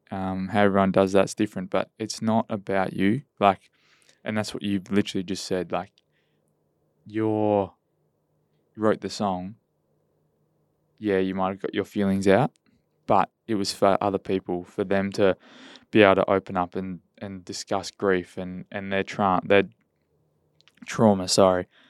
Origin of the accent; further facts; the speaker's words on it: Esperance, Western Australia, Australia; when I grew up in Esperance